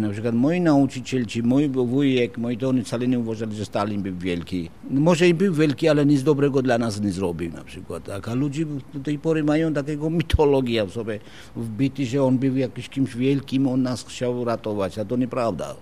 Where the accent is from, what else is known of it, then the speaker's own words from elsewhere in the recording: Imereti, Georgia; Polish is a second language; moved away as an adult; now in Wrocław, Poland; pochodzę bardziej z Imeretyn